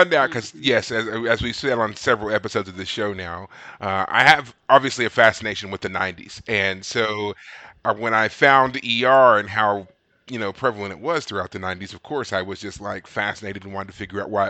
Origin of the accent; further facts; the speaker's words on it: Kentucky, United States; now in Texas, United States; growing up in Kentucky